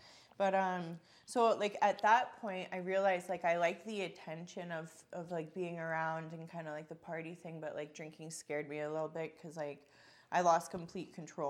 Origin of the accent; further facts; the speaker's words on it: Calgary, Alberta, Canada; And so I was born in Calgary. I lived with my mom, my dad, my brother.